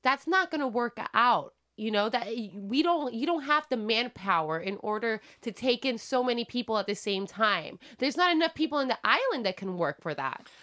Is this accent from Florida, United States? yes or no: no; Wisconsin, United States; I'm white from Wisconsin